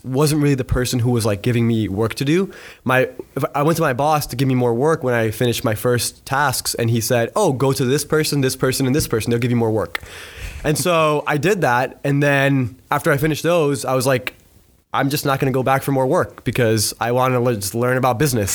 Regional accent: Pembroke Pines, Florida, United States; I was born and raised in a town called Pembroke Pines

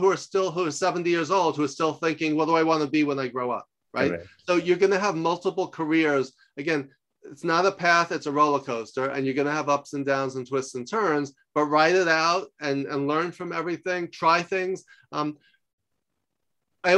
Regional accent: New York, United States; moved away as an adult; also born or lived in Los Angeles; I'm from New York, but I lived in LA for 10 years

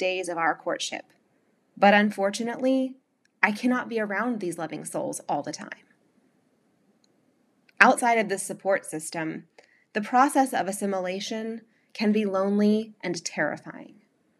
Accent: the South, United States; now in Long Island, United States; it can be hard to live as a Southerner in the elite club of generations long Long Islanders. I miss the voices of the South, the foods, the sounds, the smells, the entire way of life

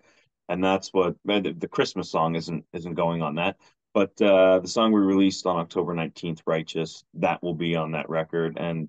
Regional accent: Mount Uniacke, Nova Scotia, Canada; I grew up in Mount Uniac outside of Halifax

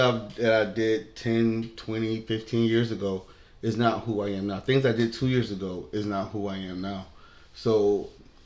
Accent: Buffalo, New York, United States; I was born and raised here in Buffalo, New York

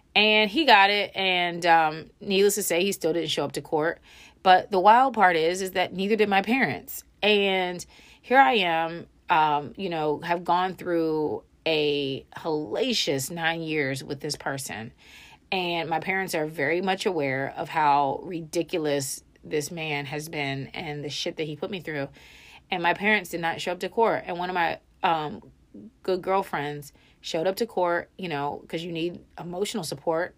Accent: Frederick, Maryland, United States; moved away as an adult; also born or lived in Texas; my real friends being people that I had just graduated high school with in Frederick, Maryland

